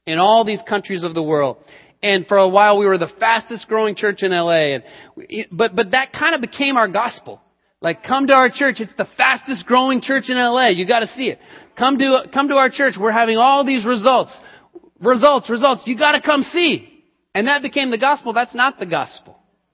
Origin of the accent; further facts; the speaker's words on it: Colorado, United States; moved away; I grew up in Colorado and lived in Colorado for many years